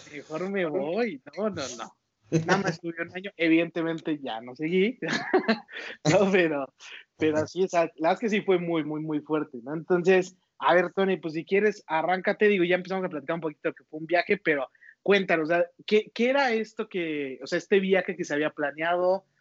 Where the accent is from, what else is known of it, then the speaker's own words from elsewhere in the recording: Toluca, State of Mexico, Mexico; moved away as an adult; now in Guadalajara, Mexico; soy Toluca y lo que tiene Toluca la verdad es su gente. De eso sí extraño muchísimo